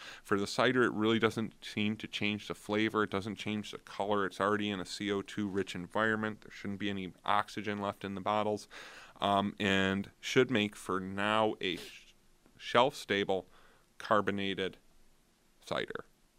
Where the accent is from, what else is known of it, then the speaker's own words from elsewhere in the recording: New York, United States; I'm from Niagara County, so I usually end up doing Cherry Bank and Blackman Farms.